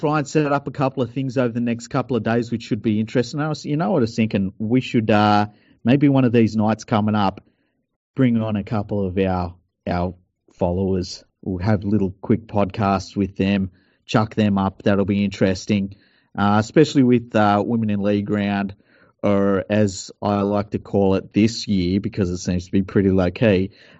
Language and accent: English; Mount Druitt, New South Wales, Australia; Yeah, I grew up in Mount Druitt where, you know, you jump over the fence, you might be torn apart by dogs.